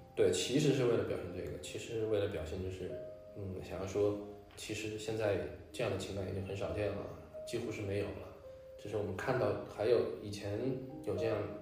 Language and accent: Chinese; Wuhan, Hubei, China; 我从小生活的那个区，有一个钢铁厂，当时东北来了一大批就是到那个钢铁厂援建的，嗯。然后变成了一个，那个社区，那个社区叫钢花新村，就是武汉钢铁厂的